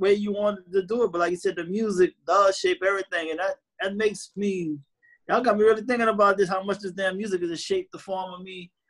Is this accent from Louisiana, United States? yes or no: yes; New Orleans, Louisiana, United States; I'm from New Orleans.